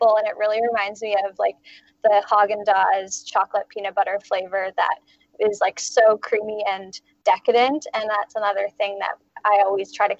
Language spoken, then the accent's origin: English; Halifax, Nova Scotia, Canada; now in Vancouver, Canada; I'm originally from Halifax, Nova Scotia, actually, but I've kind of been slowly moving west for school and stuff. And I ended up moving out to Vancouver for a job about 7 years ago.